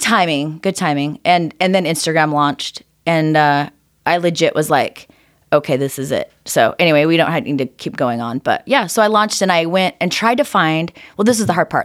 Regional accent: Orem, Utah, United States; Grew up right here in Orem, Utah.

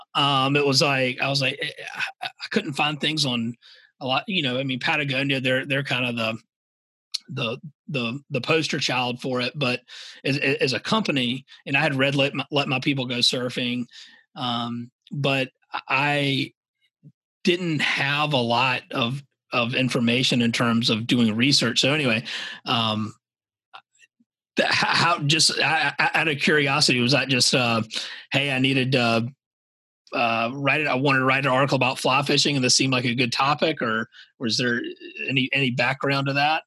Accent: Savannah, Georgia, United States; moved away as an adult; also born or lived in the American West; was born and raised in Savannah, Georgia

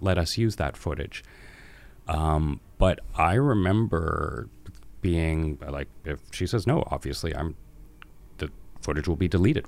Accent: Vancouver, British Columbia, Canada; I've lived in Vancouver my entire life. I was born in St. Paul's Hospital.

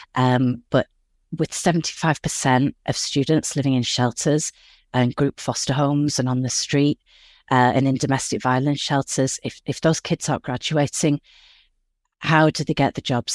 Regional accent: Yorkshire and the Humber, United Kingdom; moved away as an adult; now in Los Angeles, United States; I grew up in West Yorkshire in England, and I moved here over twenty years ago

